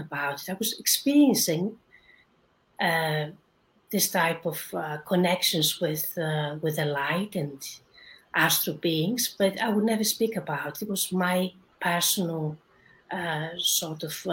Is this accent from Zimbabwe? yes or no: no; Greece; moved away as an adult; now in London, United Kingdom; I was born in Greece, but I lived in England, in London, for 20 years now, so I consider myself also a Londoner.